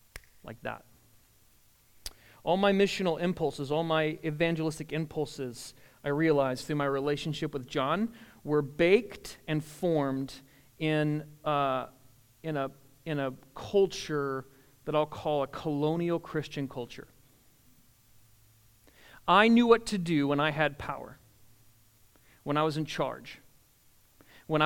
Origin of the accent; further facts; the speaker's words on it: the North, Northern United States, United States; moved away; I was from the North